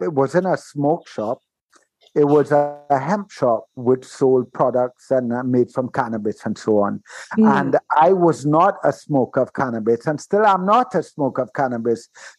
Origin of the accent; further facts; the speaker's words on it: Trinidad & Tobago; and being of the Caribbean as well, Simone, you know that this carries some weight. And growing up in Trinidad, when I tell people that I've never drank, they're like, what?